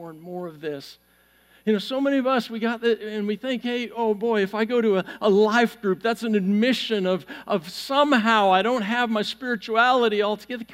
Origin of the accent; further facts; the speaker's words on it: Vancouver, British Columbia, Canada; moved away; I grew up in Vancouver, Canada, a city back in the 80s that had less than 2% church attendance